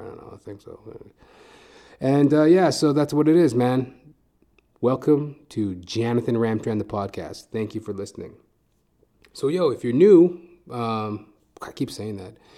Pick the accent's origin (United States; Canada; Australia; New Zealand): Canada; Edmonton, Alberta; now in Toronto, Canada; I'm originally from Edmonton, Alberta.